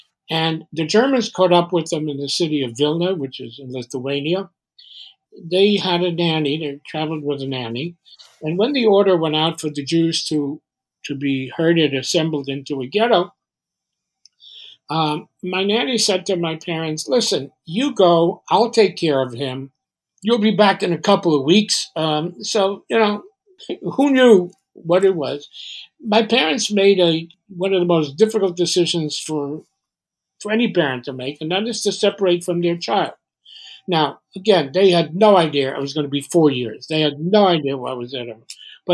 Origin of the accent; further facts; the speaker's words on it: Poland; born there; I was born in Poland in 1940. It was a bad time to be born a Jewish kid in Poland